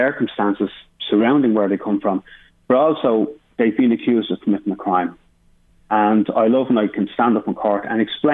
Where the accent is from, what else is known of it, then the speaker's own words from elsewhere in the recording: Dublin, Leinster, Ireland; I grew up in Finglas